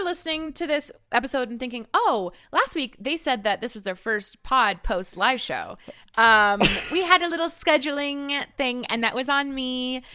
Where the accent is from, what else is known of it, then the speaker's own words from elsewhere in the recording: California, United States; also born or lived in Salt Lake City, Utah; growing up in California